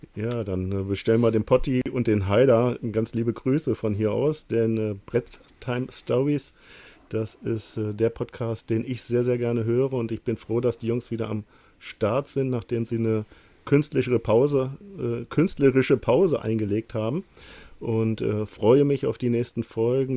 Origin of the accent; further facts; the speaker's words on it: Lower Saxony, Germany; Ich komme aus dem Norden, ähm, aus Niedersachsen